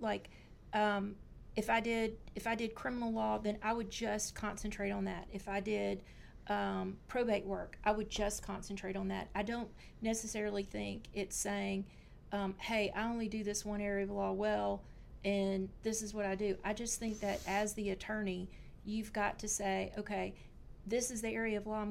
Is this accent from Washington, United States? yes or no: no; Louisiana, United States; I'm from Louisiana